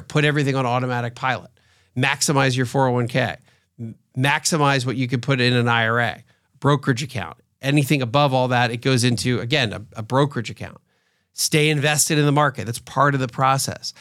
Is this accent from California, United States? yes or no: no; outside of Philadelphia, Pennsylvania, United States; now in Atlanta, United States; I grew up outside of Philadelphia, so I grew up as an Eagles fan to some extent.